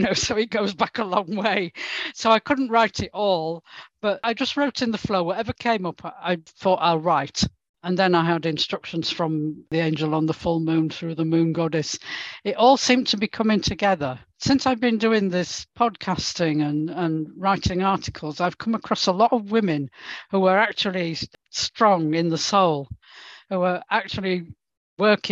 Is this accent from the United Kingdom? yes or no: yes; England, United Kingdom; also born or lived in Hazelwood; now in Wales, United Kingdom; I'm actually English